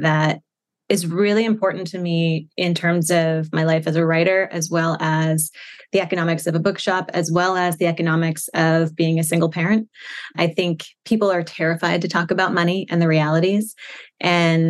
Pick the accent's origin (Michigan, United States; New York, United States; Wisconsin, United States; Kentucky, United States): New York, United States; Shirley; moved away as an adult; I grew up in Shirley